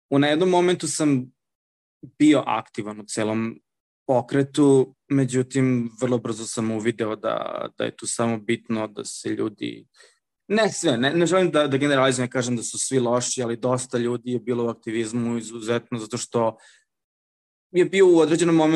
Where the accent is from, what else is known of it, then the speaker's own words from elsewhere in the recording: Serbia; now in Shenzhen, China; moj identitet Srbina, nikad nije bio samo, i da kažemo, identitet Srbina. Reći da sam ja samo Srbin, da imam samo identitet kao građanin Republike Srbije